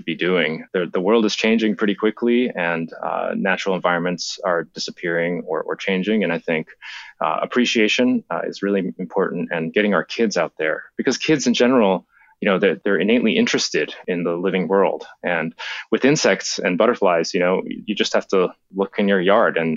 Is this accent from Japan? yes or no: yes; Japan; moved away; When I was a kid, I grew up in Japan